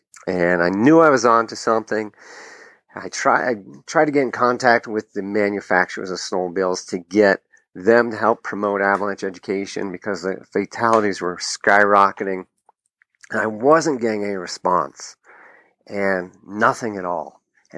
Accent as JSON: {"language": "English", "region": "New Hampshire", "country": "United States", "also_born_or_lived": "Plymouth, New Hampshire / Vail, Colorado", "moved": "as an adult", "said": "I'm originally from New Hampshire"}